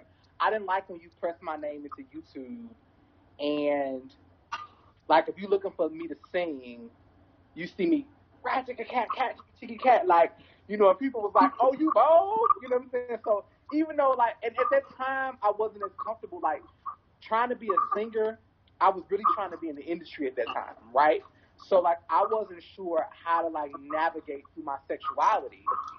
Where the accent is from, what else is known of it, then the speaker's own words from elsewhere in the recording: St. Louis, Missouri, United States; also born or lived in Kansas City / Chicago / New Orleans / Detroit; So I am originally from St. Louis, and I've lived in a lot of different places, Kansas City, Chicago, New Orleans, Detroit, Dallas, somewhere else.